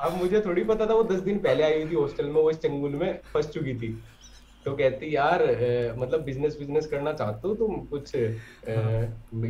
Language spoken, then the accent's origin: Hindi; Sisauli, Uttar Pradesh, India; मैं सिसोली से ही हूँ